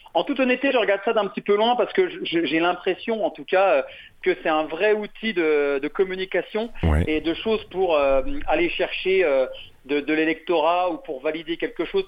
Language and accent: French; France; on est français